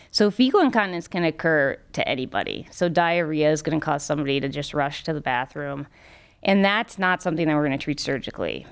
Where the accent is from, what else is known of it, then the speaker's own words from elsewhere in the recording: Cincinnati, Ohio, United States; also born or lived in Minnesota; now in Cleveland, United States; I grew up in Cincinnati